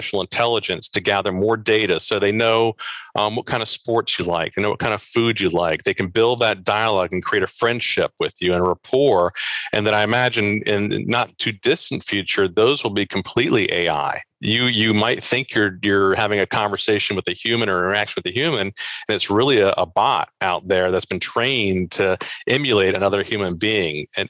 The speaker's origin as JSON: {"language": "English", "region": "Maryland", "country": "United States", "said": "I'm from the Baltimore region"}